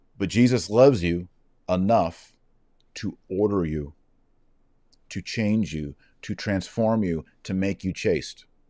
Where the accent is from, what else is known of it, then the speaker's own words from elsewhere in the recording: Texas, United States; I'm just from Texas.